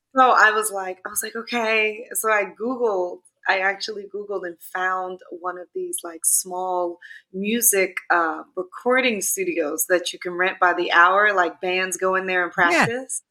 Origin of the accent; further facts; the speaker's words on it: New York City, New York, United States; I'm from Clinton Hill, Fort Greene.